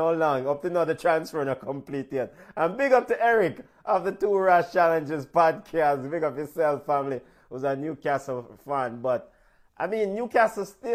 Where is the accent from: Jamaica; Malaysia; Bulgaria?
Jamaica; we are Jamaican.